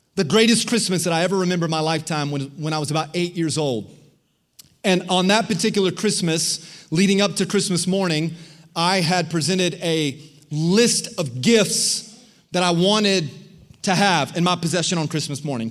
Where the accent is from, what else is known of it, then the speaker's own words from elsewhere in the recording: Florida, United States; I grew up in Florida.